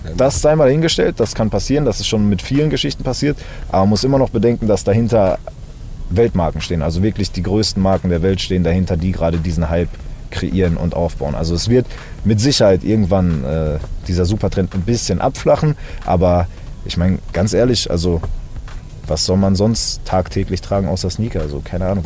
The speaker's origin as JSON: {"language": "German", "region": "Berlin", "country": "Germany", "tie": "born or raised there", "moved": "yes", "lives_now": "Dortmund, Germany", "said": "Ich bin in Berlin geboren"}